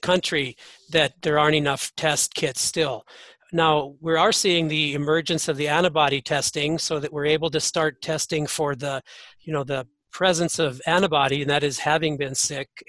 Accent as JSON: {"language": "English", "region": "North Dakota", "country": "United States", "said": "even my home state of North Dakota"}